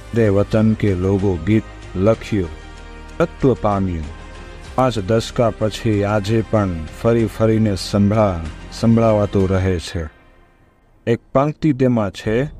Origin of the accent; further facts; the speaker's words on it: Kathiawar, Gujarat, India; હું કાઠિયાવાડી છું